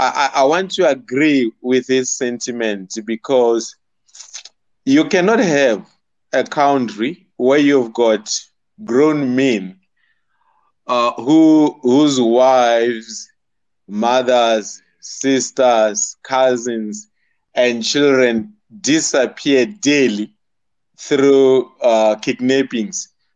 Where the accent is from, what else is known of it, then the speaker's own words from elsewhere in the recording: South Africa; as South African men